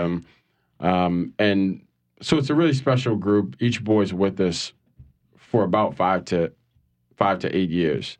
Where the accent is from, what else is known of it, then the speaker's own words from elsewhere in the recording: New Orleans, Louisiana, United States; I'm from New Orleans. Um, born and raised